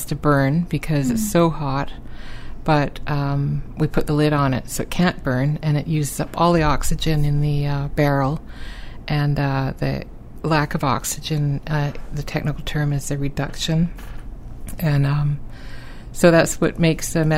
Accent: Vancouver, British Columbia, Canada; now in St. John's, Canada; I'm from Vancouver originally

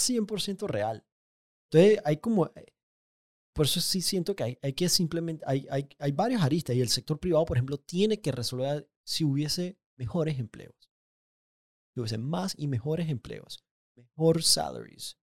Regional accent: Panama; más panameño que nunca

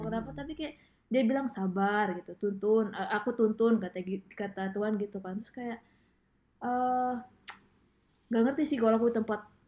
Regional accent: Medan, North Sumatra, Indonesia; also born or lived in Depok; now in United States; selama aku uh, pindah ya dari dari dari Medan ke Depok, hmm. Depok ke uh, ke Amerika

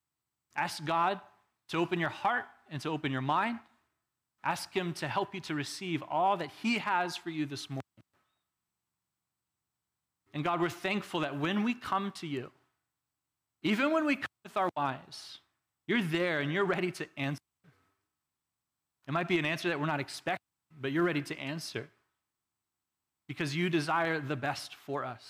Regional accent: Texas, United States; now in Arizona, United States; I'm from Texas

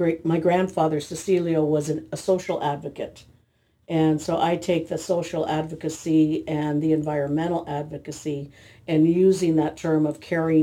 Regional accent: Meiners Oaks, California, United States; So growing up in Miners Oaks, my dad moved us into Ojai around 1951. We were part of that community down in the river bottom

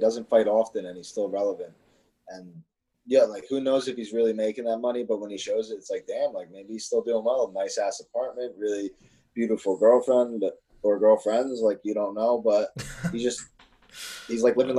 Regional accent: New Jersey, United States

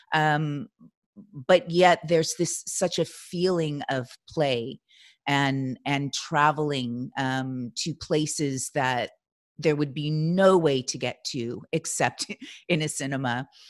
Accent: Los Angeles, California, United States; moved away; my hometown of Los Angeles

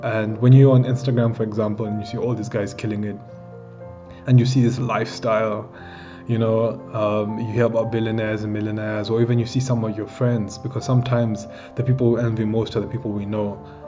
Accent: Kenya; I'm 21 years old and I'm from Kenya and I'm an entrepreneur

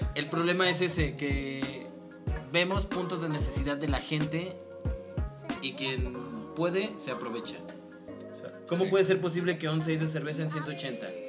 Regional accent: Mexico; como mexicanos

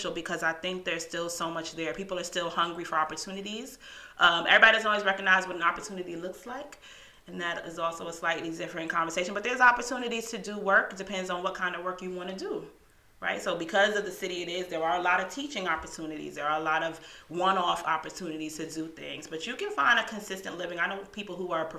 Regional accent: New York City, New York, United States; now in Charlotte, United States; growing up in New York City

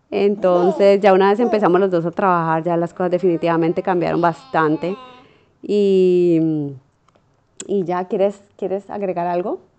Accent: Colombia; uno como colombiano tiene una barraquera y una capacidad de hacer lo que, lo que uno se propone

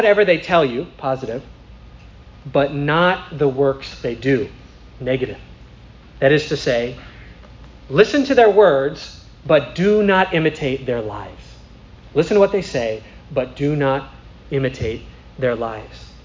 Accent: St. Paul, Minnesota, United States; I'm from St. Paul

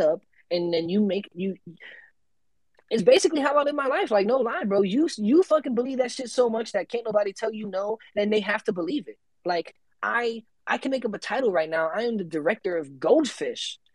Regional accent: Tampa, Florida, United States; I'm from Tampa

